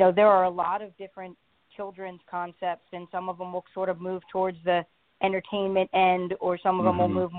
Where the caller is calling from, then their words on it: Pittsburgh, Pennsylvania, United States; I am calling from Pittsburgh, Pennsylvania.